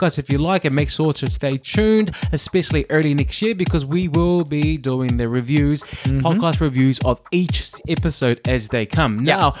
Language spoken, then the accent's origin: English; New York, United States; Hi, I'm from New York. I'm from New York.